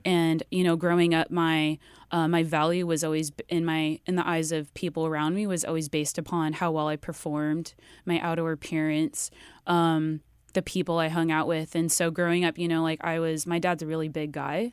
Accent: Riverside, California, United States; I grew up in Riverside

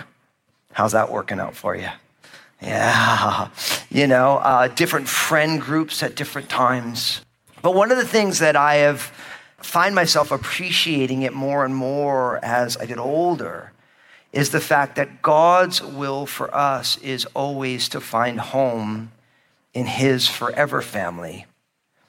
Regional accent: New Jersey, United States; also born or lived in Northwest United States; now in Northwest, United States; I grew up in New Jersey, my home state, as an all-Italian kid

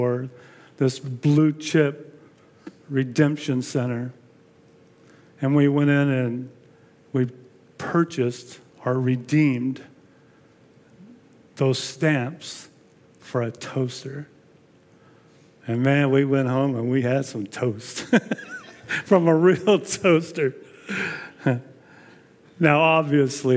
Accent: El Monte, California, United States; I was born and raised in El Monte

